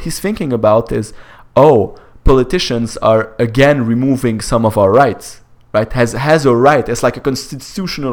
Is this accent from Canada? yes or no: yes; Canada; I am Canadian